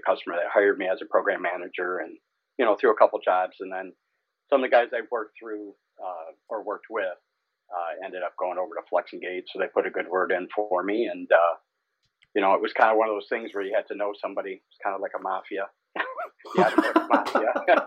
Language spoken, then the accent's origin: English; Warren, Michigan, United States; I grew up in Warren, two sisters and a brother